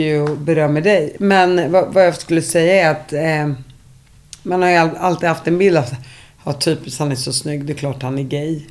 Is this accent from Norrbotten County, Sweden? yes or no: no; Uppsala, Uppsala County, Sweden; när jag växte upp, där tror jag folk började hångla och ligga när de gick i ni, nian. Inte sexan, var sjuan. Det är i Uppsala